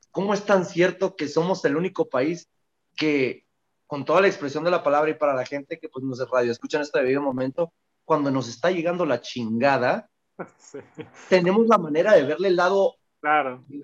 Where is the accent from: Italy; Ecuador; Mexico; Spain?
Mexico; also born or lived in United States; yo amo ser mexicano y soy orgullosamente mexicano en toda la expresión de la palabra.